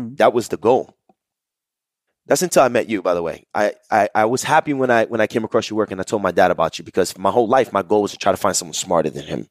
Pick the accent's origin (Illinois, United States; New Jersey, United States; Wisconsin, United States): New Jersey, United States; Jersey City; I grew up in Jersey City, New Jersey